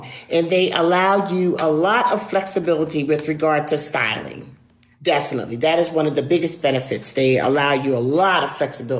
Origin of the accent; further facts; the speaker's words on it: Glassboro, New Jersey, United States; moved away as an adult; also born or lived in Biloxi, Mississippi; now in Panama; how I got to Panama from little old Glassboro, New Jersey, was I met a man in Mississippi. Biloxi, Mississippi is where I met my husband, Alfredo.